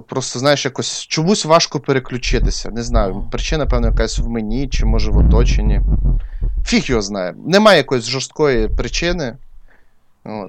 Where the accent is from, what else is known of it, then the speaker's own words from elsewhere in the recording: Crimea, Ukraine; moved away; я ріс в Криму